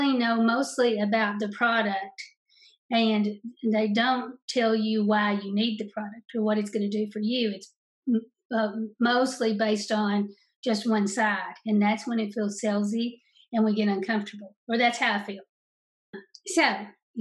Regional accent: Eastern Kentucky, United States; I'm from Eastern Kentucky

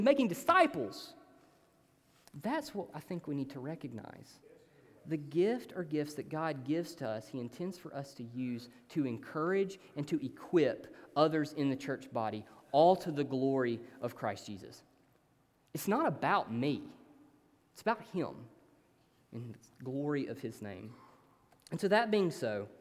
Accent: Hayden, Alabama, United States; now in Tuscaloosa, United States; I'm from this really small town called Hayden

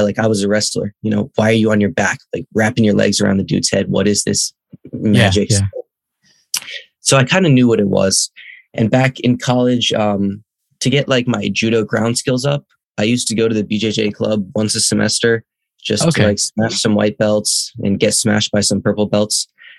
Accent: Ames, Iowa, United States; moved away as an adult; also born or lived in Ithaca, New York; now in Japan; I am half Japanese. I was born in Ithaca, New York, and then raised in Ames, Iowa.

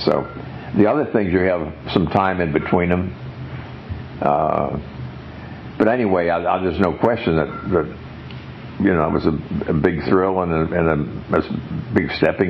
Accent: San Angelo, Texas, United States; It's my hometown, my home club.

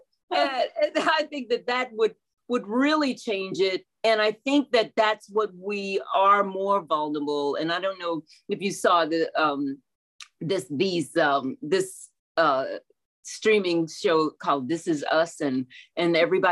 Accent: Houston, Texas, United States; I'm born and raised in Houston

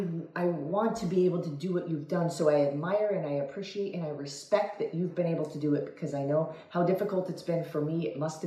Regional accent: Italy; English is a second language

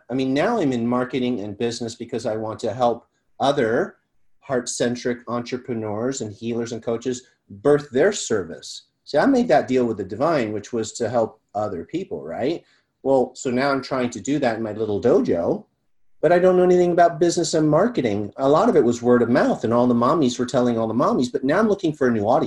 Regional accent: Malibu, California, United States; growing up in Malibu

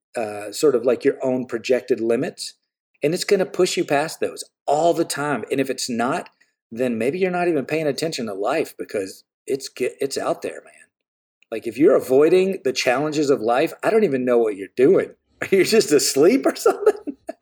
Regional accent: the South, United States; I grew up in the South

